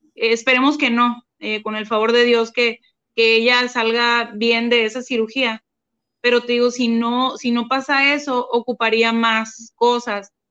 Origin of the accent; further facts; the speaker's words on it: Mátape, Sonora, Mexico; now in Hermosillo, Mexico; un pueblo del que yo soy, eh, pero no, no, no había vivido allá desde hace como 25 años, es de un pueblo que se llama Matape